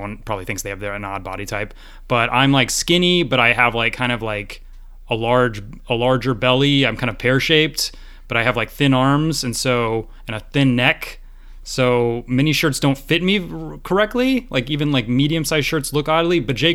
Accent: Georgia, United States; I grew up in Georgia

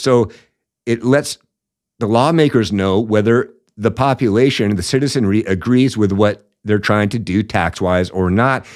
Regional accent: Washington, United States; the communist state of Washington here a little bit, which, as most of you know, is where I'm from

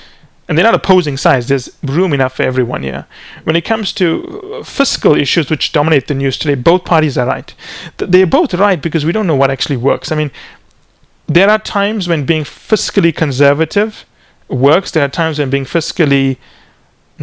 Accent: Canada; we're Canadian

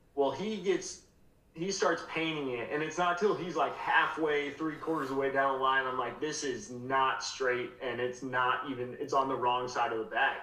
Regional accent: Colorado, United States; I'm from Colorado. I grew up in Colorado

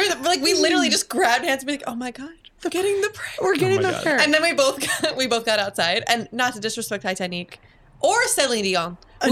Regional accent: Pennsylvania, United States; I remember as a girl growing up in Bucks County

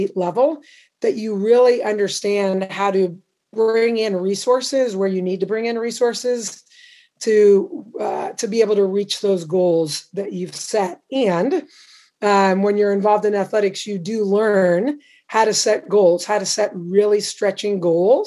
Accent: Indianapolis, Indiana, United States; also born or lived in Champaign, Illinois / Baldwinsville, New York; I grew up basically in the Midwest, Indianapolis, Champaign, Illinois

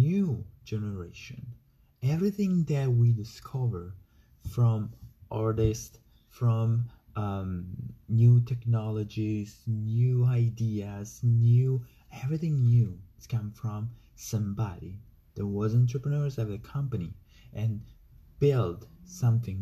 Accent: Italy; I'm from Italy.

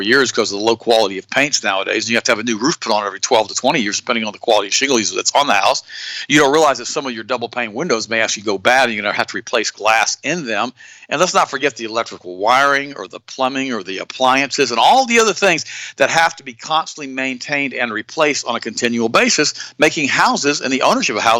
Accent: United States; we as American people

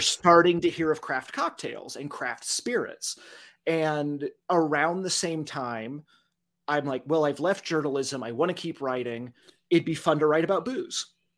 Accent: Dodge City, Kansas, United States; moved back to my hometown of Dodge City

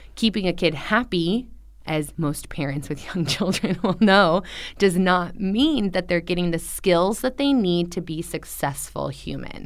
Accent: Orange County, Southern California, United States; now in Xiamen, China; I'm from Orange County

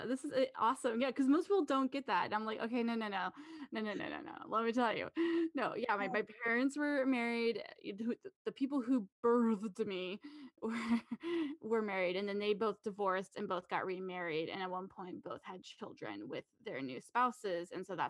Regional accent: Napa, California, United States; moved away as an adult; Yeah, I was born and raised in Napa, California.

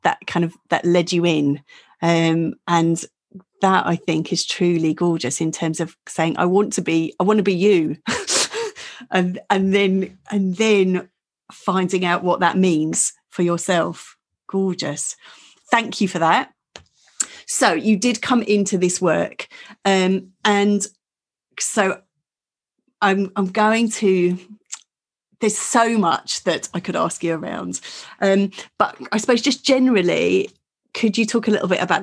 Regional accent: Essex, East of England, United Kingdom; I'm from Essex, so I speak a whole different language.

